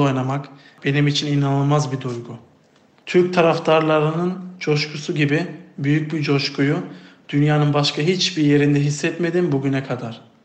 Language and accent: Turkish; Germany; moved away as an adult; now in Turkey; Almanya'da doğdum ve büyüdüm